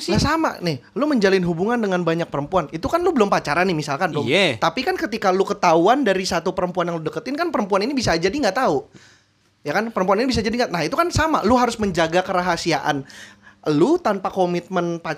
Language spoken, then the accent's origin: Indonesian; Jakarta, Indonesia; gue tuh lahir lahir di rumah sakit daerah Jakarta terus gue tumbuh besar di Jakarta pusat tanah tinggi